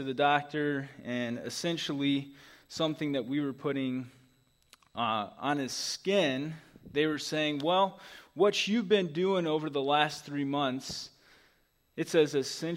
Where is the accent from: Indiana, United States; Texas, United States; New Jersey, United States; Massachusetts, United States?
Indiana, United States; Indianapolis; moved away; growing up in Indianapolis